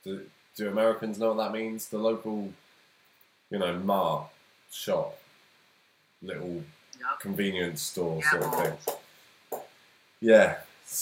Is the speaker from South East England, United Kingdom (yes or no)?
yes; Isle of Wight, South East England, United Kingdom; I'm from the Isle of Wight